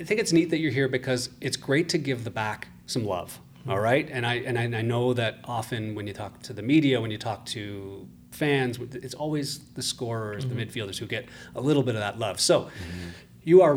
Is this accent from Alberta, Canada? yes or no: no; Ottawa, Ontario, Canada; I grew up in Ottawa